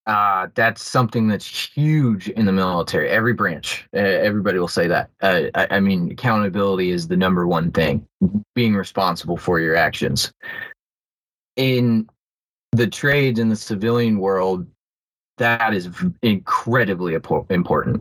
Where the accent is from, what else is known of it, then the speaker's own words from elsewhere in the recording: Bloomington, United States; here in my hometown